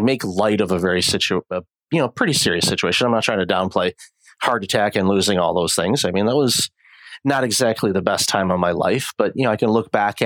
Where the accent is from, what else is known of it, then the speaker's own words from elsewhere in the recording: Detroit, Michigan, United States; moved away as an adult; also born or lived in Windsor, Ontario; now in Toronto, Canada; I'm originally from the Detroit area and immigrated to Canada with my my then wife back in 2004.